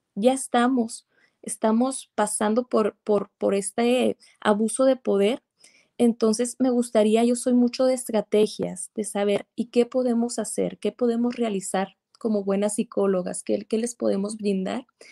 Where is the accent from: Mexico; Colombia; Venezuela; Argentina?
Mexico; soy psicóloga eh, mexicana